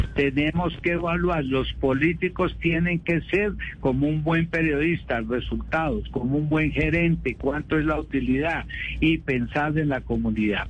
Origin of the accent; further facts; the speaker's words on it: Bogotá, Colombia; yo me acuerdo de niño las buses en Bogotá, los buses azules